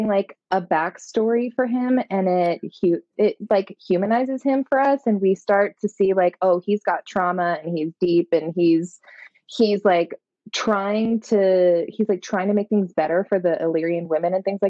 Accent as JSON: {"language": "English", "country": "United States", "said": "I'm American"}